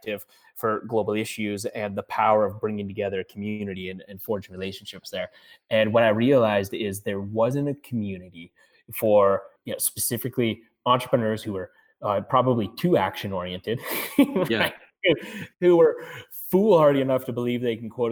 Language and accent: English; Colorado, United States; I'm coming from Colorado